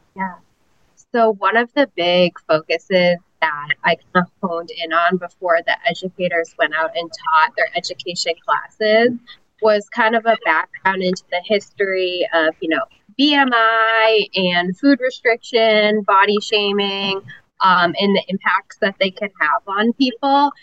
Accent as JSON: {"language": "English", "region": "New Hampshire", "country": "United States", "moved": "as an adult", "lives_now": "Tampa, United States", "said": "I am originally from New Hampshire, but I've been in Tampa about, I think I just had my, my nine year anniversary in Tampa too."}